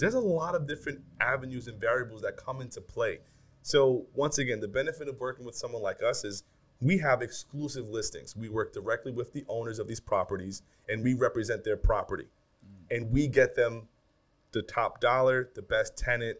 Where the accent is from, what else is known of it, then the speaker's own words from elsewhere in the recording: New York City, New York, United States; I'm from the Bronx